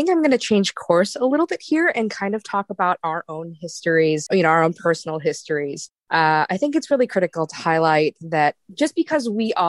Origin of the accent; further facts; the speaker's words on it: Illinois, United States; So my parents immigrated to the States in 1987, and I was born in 1989 in Illinois. Throughout growing up, there was really hardly, I grew up in a predominantly white neighborhood, and there were hardly any other Asians or Asian Americans or Pacific Islander folks